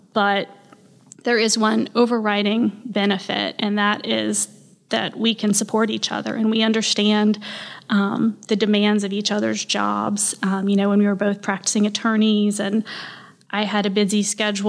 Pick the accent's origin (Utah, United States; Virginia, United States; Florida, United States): Florida, United States; Tallahassee; also born or lived in Gainesville; I was born here, Tallahassee, raised here